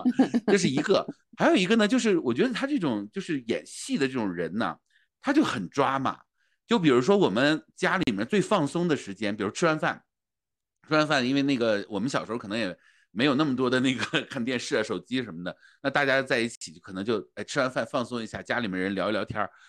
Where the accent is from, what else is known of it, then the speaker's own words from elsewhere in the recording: Northeast China, China; 我们北方人就是东北人，我而且我们在东北长大，就是要点一桌子菜